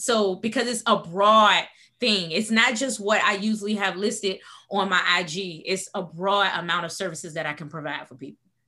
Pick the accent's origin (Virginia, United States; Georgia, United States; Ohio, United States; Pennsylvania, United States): Virginia, United States; Portsmouth; moved away as an adult; also born or lived in Washington, D.C.; I am originally from Portsmouth, Virginia